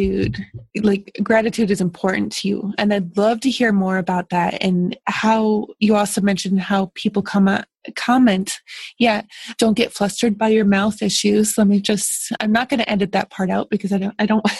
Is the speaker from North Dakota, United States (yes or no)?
no; New York, United States; moved away as an adult; also born or lived in Westchester; now in Ohio, United States; I grew up in New York and then moved to Ohio